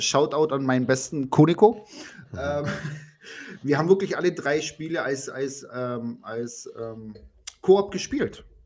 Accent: Italy; als Italiener

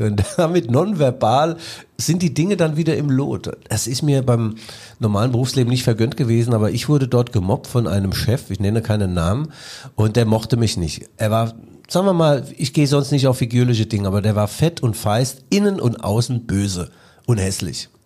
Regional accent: Mainz, Rhineland-Palatinate, Germany; moved away; Mainz, meine alte Heimat

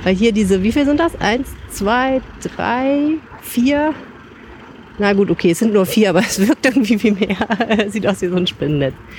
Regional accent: Düsseldorf, North Rhine-Westphalia, Germany; als Düsseldorferin

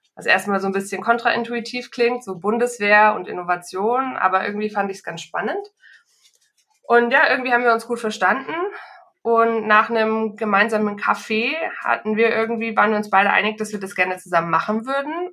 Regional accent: Munich, Bavaria, Germany; hier in meiner Heimatstadt München

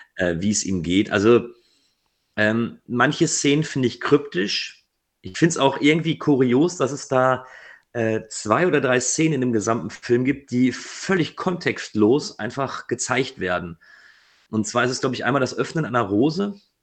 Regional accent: Ruhr area, North Rhine-Westphalia, Germany; Ich komme aus dem Ruhrgebiet

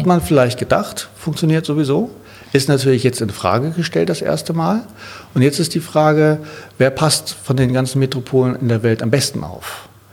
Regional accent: Sylt, Schleswig-Holstein, Germany; now in Berlin, Germany; an die Nordsee, da wo ich herkomme ich liebe das da oben, das ist mein Zuhause

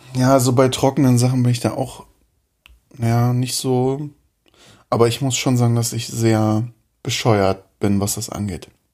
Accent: East Germany, Germany; ich komme aus dem Osten

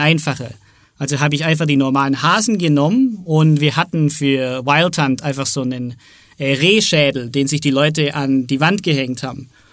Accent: Southern Germany, Germany; ich bin aus Süddeutschland

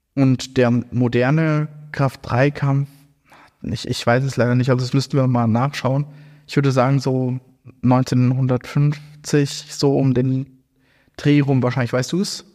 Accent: Hesse, Germany; now in Frankfurt, Germany; ich bin ja hier in Hessen auch aufgewachsen

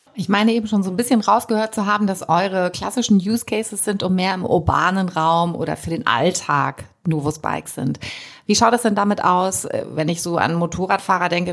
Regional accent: Germany; wir als Deutsche

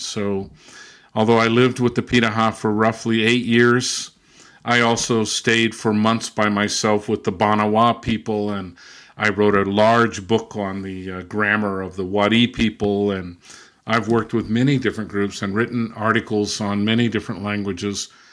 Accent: Southern California, United States; also born or lived in Brazil / England / Germany; now in Massachusetts, United States; I was born and raised in Southern California

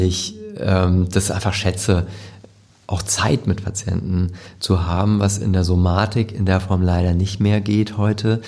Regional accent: Hamburg, Germany; also born or lived in Lübeck; Ich bin hier geboren und mhm. das ist meine Heimatstadt und ich, ich liebe Hamburg

